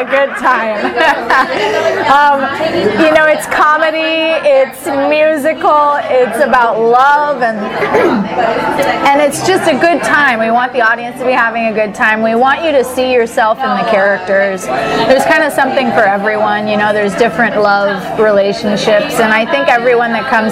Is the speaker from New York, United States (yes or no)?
no; Santa Barbara, California, United States; I was born in Santa Barbara, California